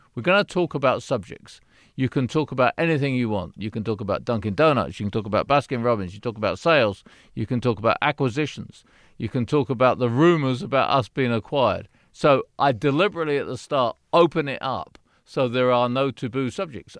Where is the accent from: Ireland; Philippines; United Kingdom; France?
United Kingdom; now in United States; I'm British.